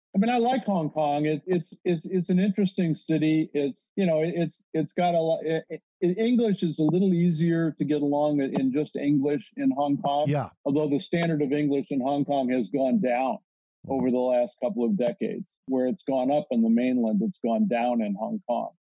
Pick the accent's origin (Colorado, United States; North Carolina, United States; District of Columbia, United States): Colorado, United States; Colorado Springs; moved away as an adult; now in Beijing, China; I grew up in Colorado Springs